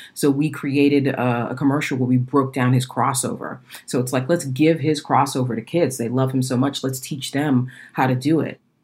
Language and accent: English; Boston, Massachusetts, United States; I'm from Boston